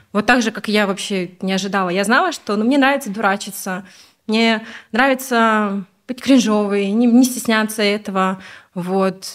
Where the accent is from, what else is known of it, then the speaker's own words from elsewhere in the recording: Ust-Kamenogorsk, East Kazakhstan Region, Kazakhstan; also born or lived in Almaty; now in Talgar, Kazakhstan; я сама из Усть-Каменогорска, из Восточного Казахстана